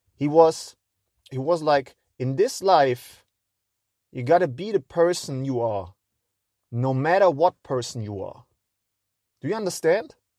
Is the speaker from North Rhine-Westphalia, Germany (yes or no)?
yes; Cologne, North Rhine-Westphalia, Germany; I'm a guy from Cologne